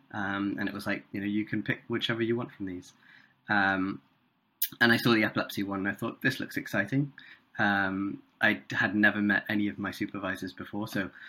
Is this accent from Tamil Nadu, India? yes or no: yes; Chennai, Tamil Nadu, India; first language Tamil; English is a second language; also born or lived in Singapore; I grew up in Chennai. In South India. And so I speak Tamil.